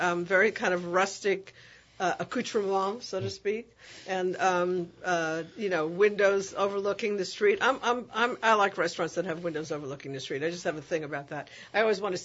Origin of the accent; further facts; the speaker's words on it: New York, United States; moved away; I'm from New York